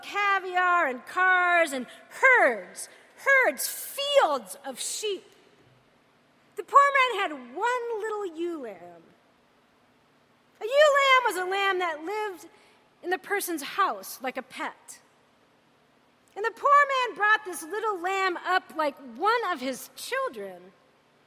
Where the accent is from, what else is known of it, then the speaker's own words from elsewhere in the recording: United States; I'm American.